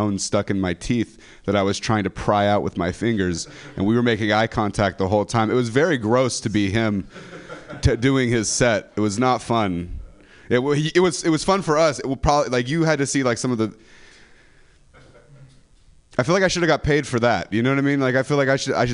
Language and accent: English; Modesto, California, United States; moved away as an adult; now in San Francisco, United States; I'm from the Central Valley, California